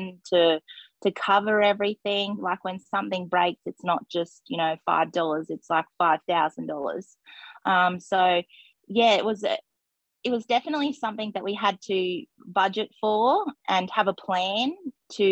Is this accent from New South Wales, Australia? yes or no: no; Gold Coast, Queensland, Australia; moved away as an adult; I grew up on the Gold Coast, so I was in the city